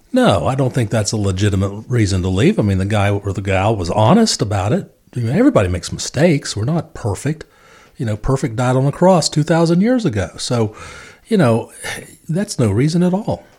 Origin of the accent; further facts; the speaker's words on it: Winston-Salem, North Carolina, United States; also born or lived in Charlotte; Winston-Salem is my hometown